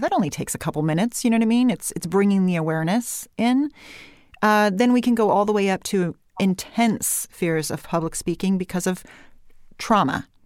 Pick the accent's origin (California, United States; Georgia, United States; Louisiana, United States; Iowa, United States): California, United States; I came back to California, and after a while, I thought, you know what, this is my accent. I'm going to have some vocal fry. I am going to have rising intonation, which in the corporate world we call uptalk, mm-hmm. because that's where I'm from